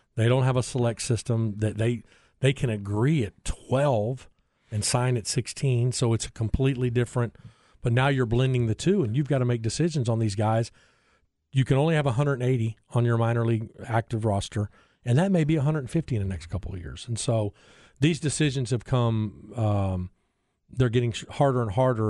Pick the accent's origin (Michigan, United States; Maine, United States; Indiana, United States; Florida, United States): Indiana, United States; South Bend; now in Austin, United States; I grew up in South Bend